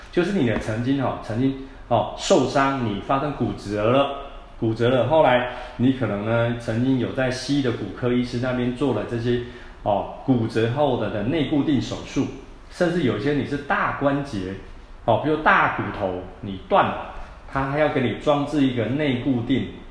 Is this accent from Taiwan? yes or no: yes; Taiwan; 我们台湾人、东方人